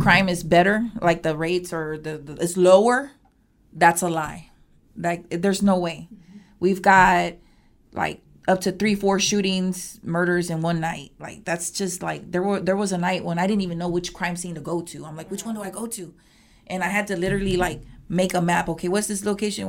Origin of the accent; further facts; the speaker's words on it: Houston, Texas, United States; born and raised in Houston, northeast part of Houston